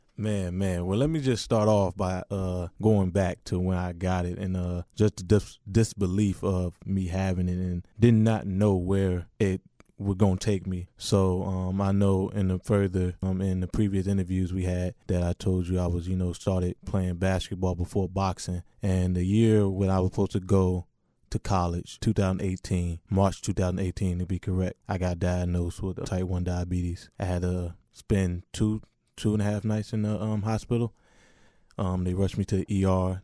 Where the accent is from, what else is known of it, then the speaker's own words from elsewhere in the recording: Richmond, Virginia, United States; I represent, you know, the Washington, D C area, but I'm from Richmond, Virginia.